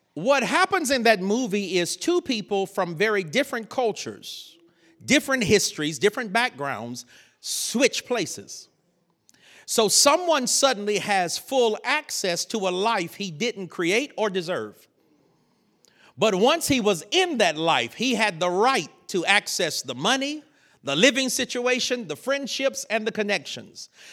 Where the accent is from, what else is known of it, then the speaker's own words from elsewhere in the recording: North Carolina, United States; I grew up in North Carolina